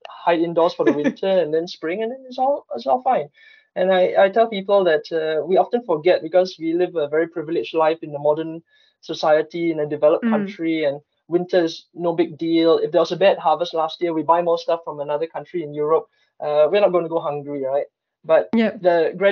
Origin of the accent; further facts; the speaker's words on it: Singapore; now in Stockholm, Sweden; I come from Singapore